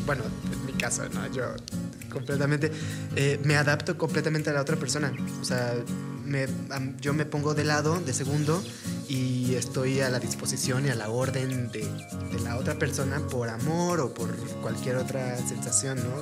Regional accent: Torreón, Coahuila, Mexico; somos de, de Torreón

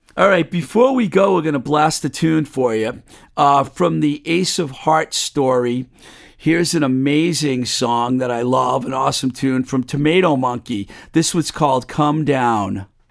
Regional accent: Webster, Massachusetts, United States; my hometown of uh, Webster, Mass

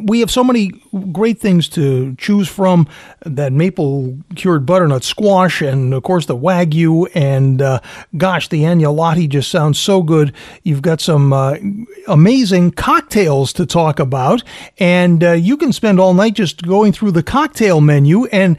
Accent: Fall River, Massachusetts, United States; Being Portuguese from Fall River, my Portuguese grandparents owned a restaurant there for 30 years.

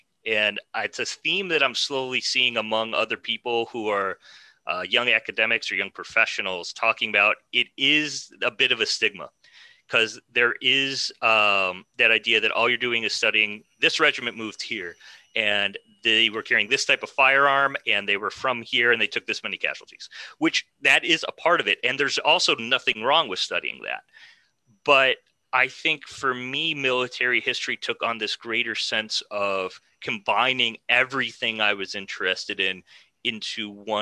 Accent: Ann Arbor, Michigan, United States; now in Northern Virginia, United States; I grew up in Michigan, in a town called Ann Arbor, which is about an hour west of Detroit

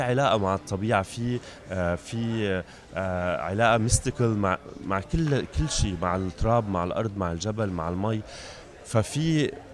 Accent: Beirut, Beirut Governorate, Lebanon; المكان اللي انا جاي منه هو لبنان انا خلقت ببيروت وعشت كل حياتي ببيروت

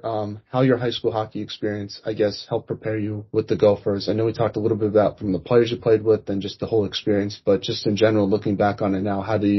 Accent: East Coast, United States; I'm from the East Coast.

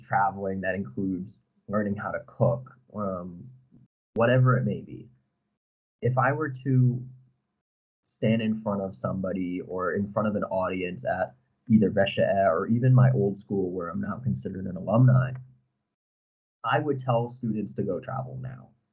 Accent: Avon, Connecticut, United States; moved away as an adult; now in Prague, Czechia; I am from the United States, from a very small town called Avon, Connecticut

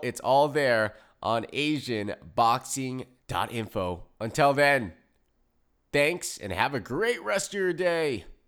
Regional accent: United States; I'm American

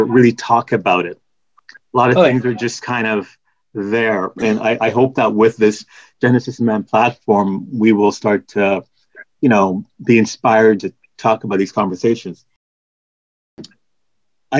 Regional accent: Oshawa, Ontario, Canada; also born or lived in Jamaica; I was born in Jamaica, but I immigrated to Canada when I was 4. So I spent mainly all of my life as a Canadian.

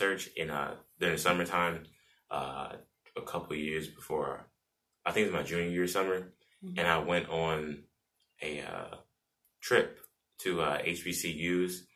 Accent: St. Louis, Missouri, United States; now in Columbia, United States; I'm from St. Louis, and I'm a freshman here at Mizzou.

